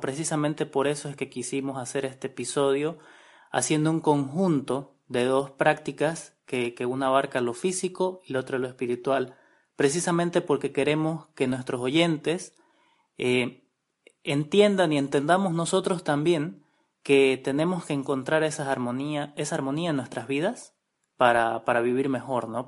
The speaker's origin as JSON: {"language": "Spanish", "country": "Bolivia", "said": "nosotros como bolivianos"}